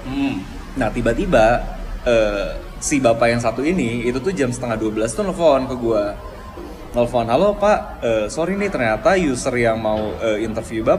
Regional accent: Bandung, West Java, Indonesia; also born or lived in Jakarta; oh di Bandung ya kebetulan kan gue orang Bandung

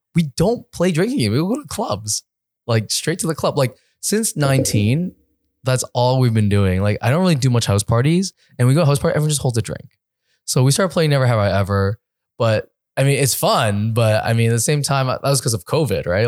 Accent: East Coast of Canada, Canada; moved away as an adult; now in Los Angeles, United States; I'm from the East

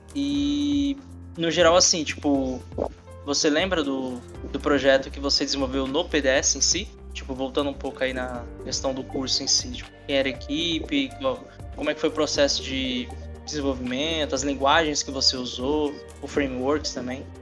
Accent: São Paulo, Brazil; moved away as an adult; now in Natal, Brazil; Eu sou de São Paulo, então eu tô aqui há uns 5 anos em Natal

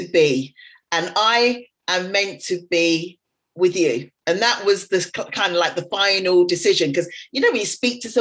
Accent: England, United Kingdom; moved away as an adult; also born or lived in Dubai; came back to England, came back to my hometown

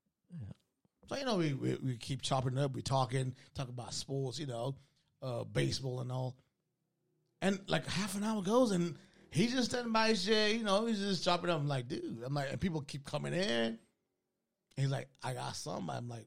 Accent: Kenya; moved away; also born or lived in Spain; Growing up in Kenya

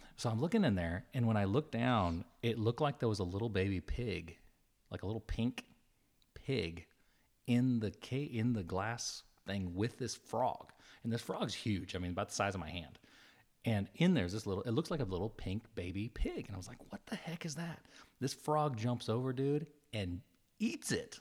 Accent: New Mexico, United States; moved away; I grew up in New Mexico the first part of my life

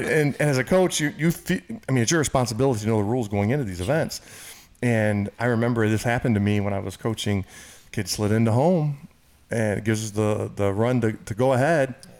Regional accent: Michigan, United States; moved away; my hometown in Michigan

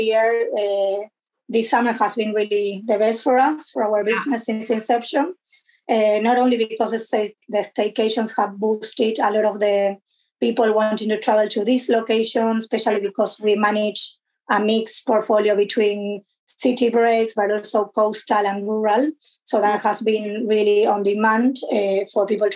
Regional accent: Argentina; moved away as an adult; also born or lived in London, United Kingdom; now in Canterbury, United Kingdom; I'm originally from Argentina

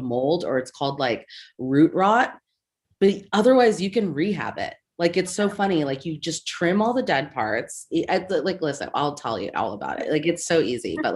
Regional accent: Seattle, Washington, United States; I'm from Seattle

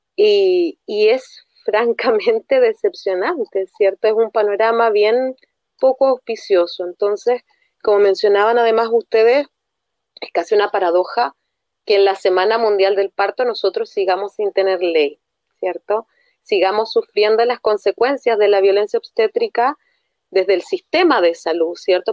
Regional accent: Arica, Arica y Parinacota, Chile; nosotros somos de Arica

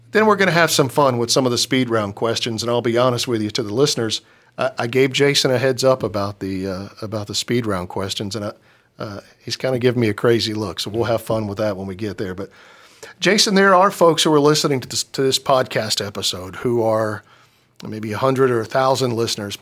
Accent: Charlotte, North Carolina, United States; I'm from here. Matter of fact, I'm, I'm the first one in my family who wasn't born in Union County. I was born up in Presbyterian Hospital on Hawthorne Lane.

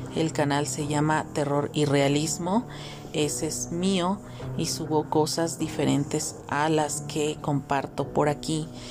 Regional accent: Mexico; mi país México, porque yo transmito desde México, yo soy mexicana.

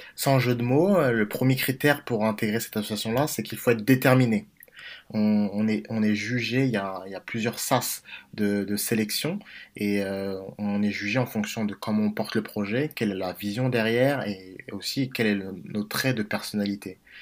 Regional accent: Villiers-le-Bel, Île-de-France, France; je suis originaire de Villers-le-Bel dans la région parisienne

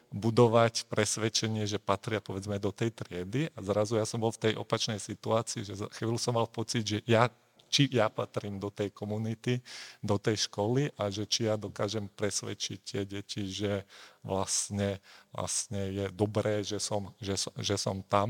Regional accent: Slovakia; now in Prague, Czech Republic; som sa narodil v Československu, takže ako rodičov a kamarátov mám na Slovensku

